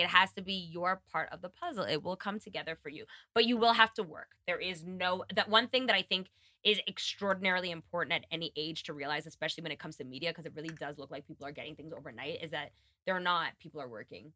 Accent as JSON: {"language": "English", "region": "New York", "country": "United States", "moved": "yes", "said": "being a New Yorker"}